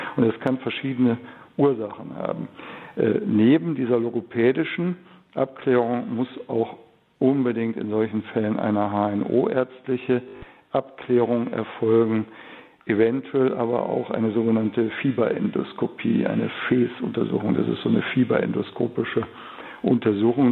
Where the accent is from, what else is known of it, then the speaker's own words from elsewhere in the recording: Cologne, North Rhine-Westphalia, Germany; bei uns in Köln